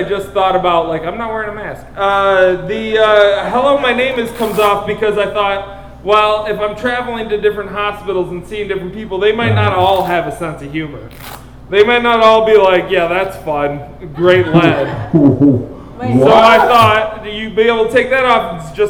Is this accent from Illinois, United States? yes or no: no; Detroit, Michigan, United States; Maybe it's because I'm from Detroit.